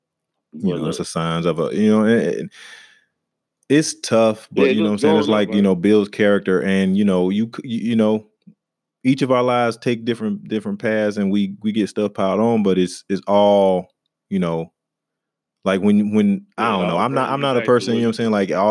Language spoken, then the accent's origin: English; the South, United States; for me growing up in the South, and you know, I went out walking through the woods and just being in touch with nature a lot